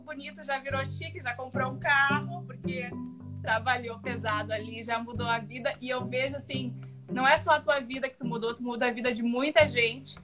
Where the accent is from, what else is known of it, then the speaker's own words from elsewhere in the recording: Rio Grande do Sul, Brazil; eu sou gaúcha